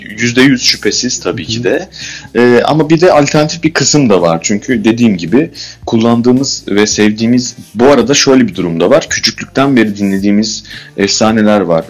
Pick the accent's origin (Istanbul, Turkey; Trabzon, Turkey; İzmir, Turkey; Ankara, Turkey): Istanbul, Turkey; biz Bakırköy, doğma büyüme Bakırköylüyüz.